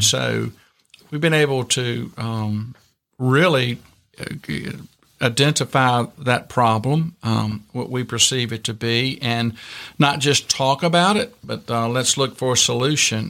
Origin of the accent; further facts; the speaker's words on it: Virginia, United States; I grew up in Virginia in small town, rural Virginia